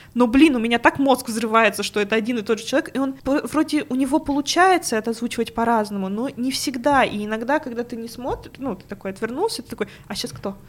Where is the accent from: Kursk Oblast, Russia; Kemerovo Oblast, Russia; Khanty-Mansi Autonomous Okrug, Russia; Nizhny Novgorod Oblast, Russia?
Kemerovo Oblast, Russia; Prokopyevsk; moved away; also born or lived in Tomsk; я жила в очень маленьком городке в Прокопьевске, там был один магазинчик, где я могла купить диск аниме.